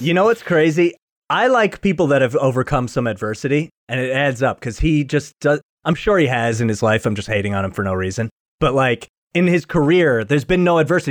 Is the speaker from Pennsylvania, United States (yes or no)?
no; New York, United States; I'm a New Yorker